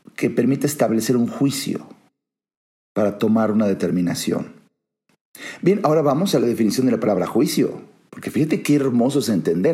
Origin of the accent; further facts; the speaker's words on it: Mexico; Soy mexicano, conozco mi país, conozco la idiosincrasia, conozco la psicología social, eh, vivo aquí